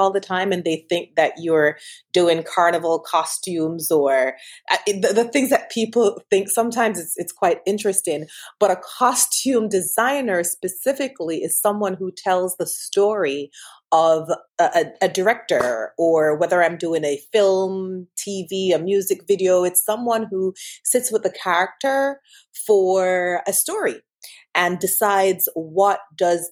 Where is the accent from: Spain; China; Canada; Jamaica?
Jamaica; Montego Bay, Saint James; I am from Montego Bay, Jamaica